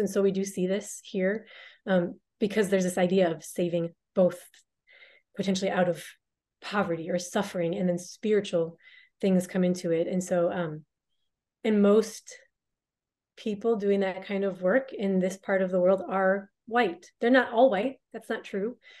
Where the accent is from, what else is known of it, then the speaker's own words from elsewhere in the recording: United States; I'm an American.